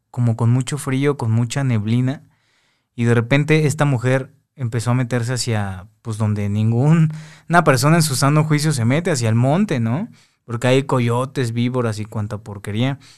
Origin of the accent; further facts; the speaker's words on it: Veracruz, Mexico; somos de, de Veracruz mi, papá es de Guanajuato, mi mamá de Veracruz, entonces pues viajamos mucho a este tipo de lugares.